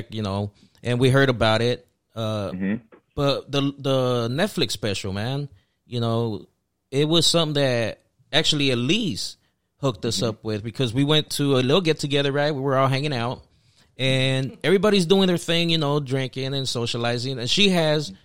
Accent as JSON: {"language": "English", "town": "Los Angeles", "region": "California", "country": "United States", "said": "I'm from the Pico Union area"}